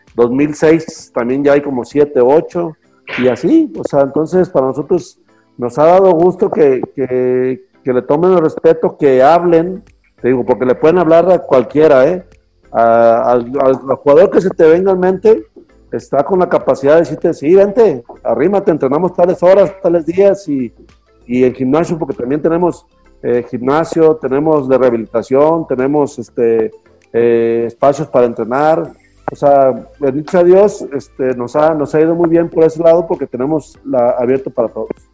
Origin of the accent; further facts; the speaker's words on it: Mexico; now in Guadalajara, Mexico; somos puros mexicanos